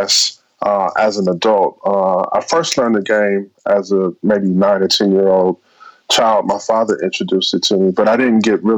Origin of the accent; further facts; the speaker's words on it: Milwaukee, Wisconsin, United States; in my hometown in Milwaukee